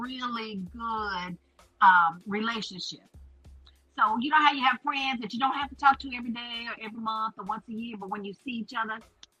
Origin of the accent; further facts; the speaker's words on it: Winston-Salem, North Carolina, United States; also born or lived in Florida; Well, I currently live in Winston-Salem. However, I'm a military brat, and I was born in Florida.